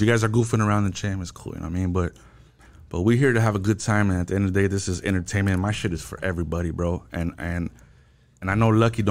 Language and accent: English; La Puente, California, United States; I was born and raised in La Puente